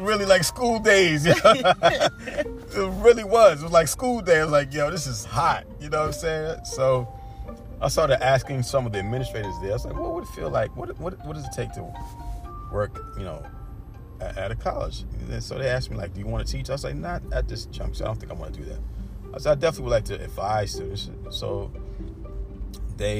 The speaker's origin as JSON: {"language": "English", "town": "New York City", "region": "New York", "country": "United States", "tie": "born or raised there", "said": "I'm from Brooklyn"}